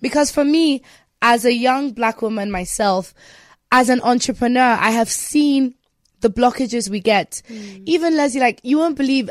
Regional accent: Nigeria; me being Nigerian

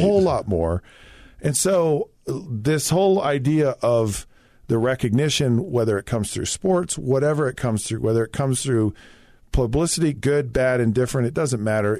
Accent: Utah, United States; I'm this kid from Utah

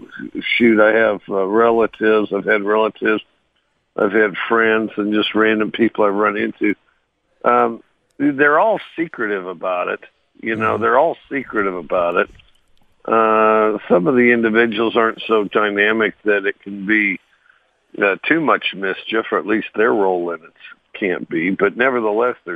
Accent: Cody, Wyoming, United States; moved away; I grew up in Cody, Wyoming.

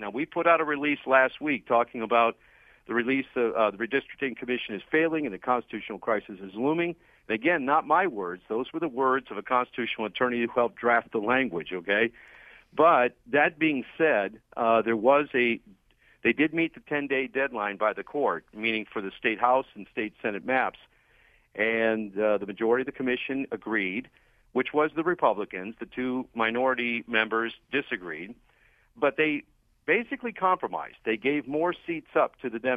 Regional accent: Summit County, Ohio, United States; I'm from Summit County

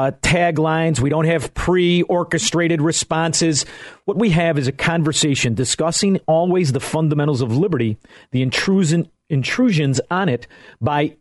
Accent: Elmwood Park, Illinois, United States; I am from Elmwood Park, Illinois.

